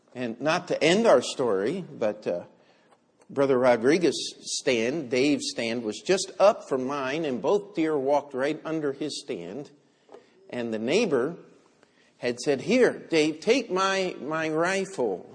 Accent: United States; I'm an American

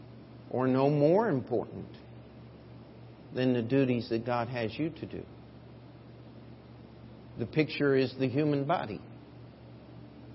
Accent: United States; as Americans

